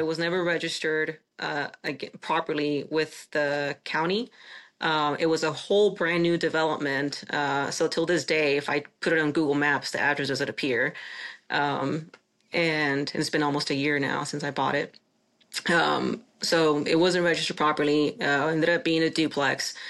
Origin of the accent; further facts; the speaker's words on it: Chihuahua, Mexico; now in United States; my hometown of, of Chihuahua, Mexico. I'm Mexican, uh, a naturalized citizen